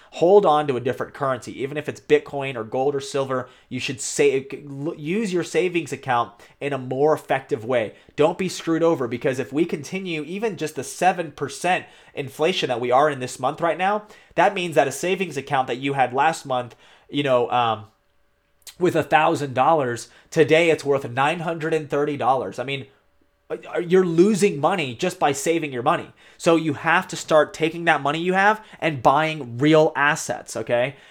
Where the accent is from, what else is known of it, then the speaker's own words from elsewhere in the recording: United States; as an American